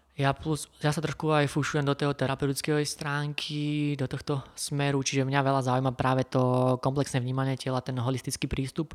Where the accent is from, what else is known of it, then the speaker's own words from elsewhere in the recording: Kysuce, Žilina Region, Slovakia; Som z Kisúza